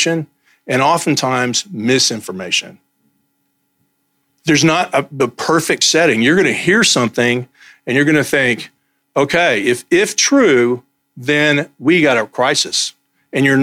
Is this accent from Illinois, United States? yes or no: no; Texas, United States; I'm from Texas